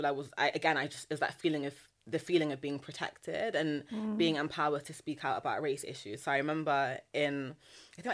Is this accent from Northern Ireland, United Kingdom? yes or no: no; Nottingham, East Midlands, United Kingdom; I'm also from the Midlands. I'm from Nottingham. Yeah. I'm not from London.